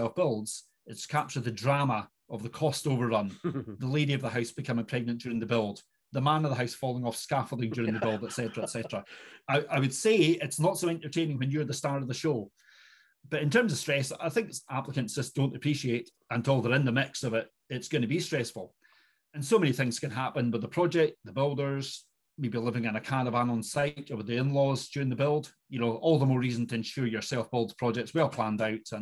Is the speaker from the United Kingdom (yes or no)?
yes; Inverness, Scotland, United Kingdom; I am indeed born and bred in Inverness